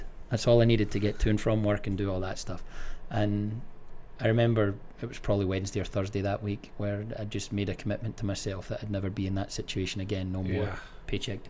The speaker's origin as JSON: {"language": "English", "town": "Greenock", "region": "Scotland", "country": "United Kingdom", "tie": "born or raised there", "moved": "as an adult", "lives_now": "United States", "said": "Born and raised in Greenock, Scotland."}